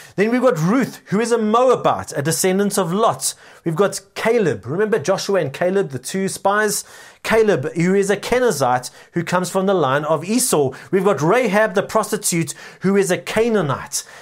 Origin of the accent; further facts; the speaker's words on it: South Africa; our culturally rich nation